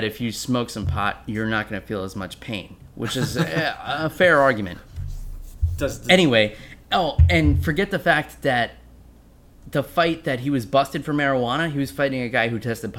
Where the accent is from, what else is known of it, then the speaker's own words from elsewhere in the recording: New York, United States; you and I both are born and raised in New York